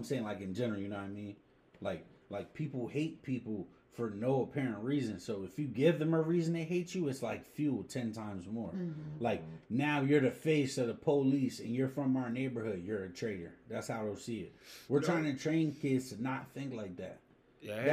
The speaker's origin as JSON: {"language": "English", "town": "Harrisburg", "region": "Pennsylvania", "country": "United States", "said": "This is where I'm from. This is what I see every day"}